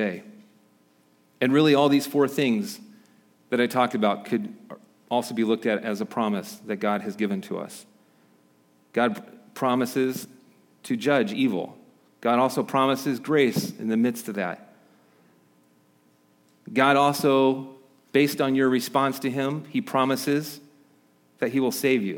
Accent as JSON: {"language": "English", "region": "Midwest", "country": "United States", "tie": "born or raised there", "moved": "yes", "said": "where I grew up in the Midwest"}